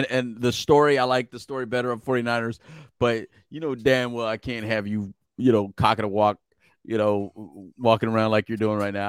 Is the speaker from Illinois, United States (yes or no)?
no; Philadelphia, Pennsylvania, United States; born there; I was born in Philly, but I've always been a Steelers fan. But I was born in Philly. I never go against Philly unless it'll be against the Steelers.